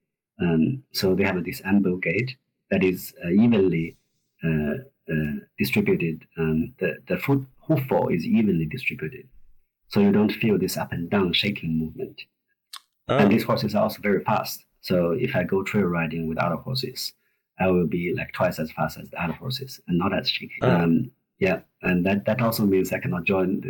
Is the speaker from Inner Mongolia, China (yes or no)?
yes; Gobi Desert, Inner Mongolia, China; now in Sydney, Australia; I was born in Gobi Desert. That's the area that connects China with Inner Mongolia